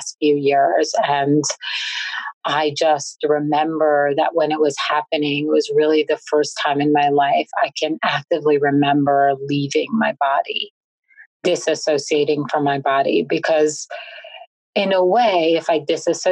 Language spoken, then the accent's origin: English; New York City, New York, United States; I was born and raised in Brooklyn